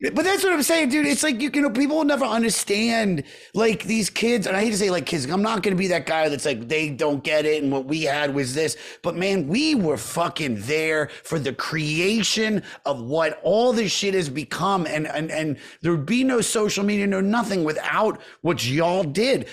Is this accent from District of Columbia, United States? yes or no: no; Montgomery County, Maryland, United States; We we grew up in Montgomery County, Maryland